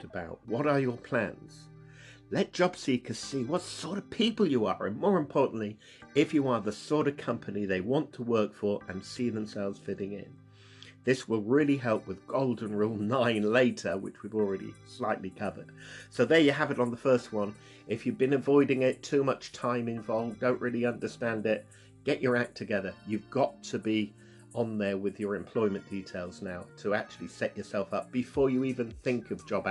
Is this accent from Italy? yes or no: no; United Kingdom; I'm obviously British